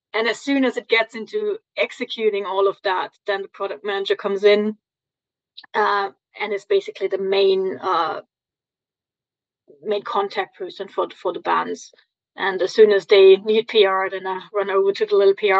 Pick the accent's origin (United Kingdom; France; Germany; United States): Germany; from Germany.